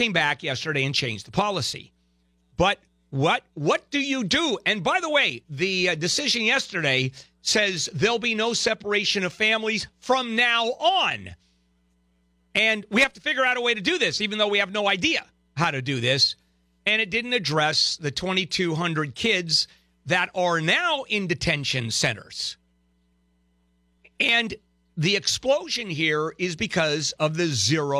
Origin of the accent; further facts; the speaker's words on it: Brazil; now in United States; I'm from Brazil